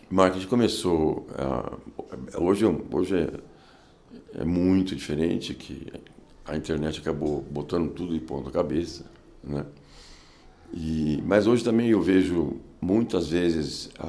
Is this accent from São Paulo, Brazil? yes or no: yes; São Paulo, Brazil; Eu nasci em São Paulo. São Paulo, capital. Mais paulistano dos hospitais, Hospital das Clínicas.